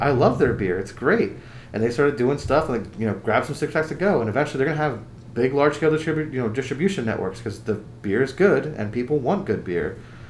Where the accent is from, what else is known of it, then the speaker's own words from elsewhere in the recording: Fountain Hill, Pennsylvania, United States; I grew up in Fountain Hill, but, like, you know, Southside Bethlehem was just, you know, it was attached, and we walked through there all the time